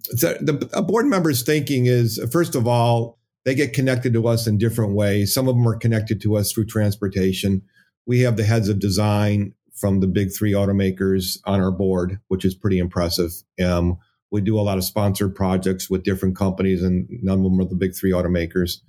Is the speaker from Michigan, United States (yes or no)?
yes; Hazel Park, Michigan, United States; I'm from the Detroit area, um, Hazel Park